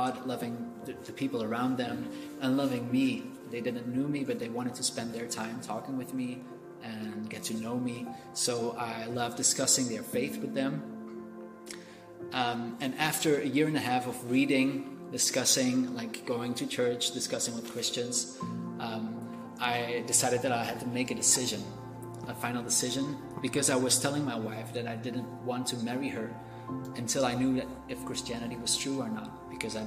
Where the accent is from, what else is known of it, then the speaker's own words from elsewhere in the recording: Belgium; I am from Belgium, and I grew up as an atheist